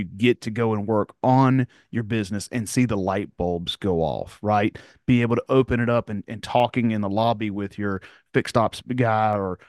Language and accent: English; Winston-Salem, North Carolina, United States; I grew up in Winston.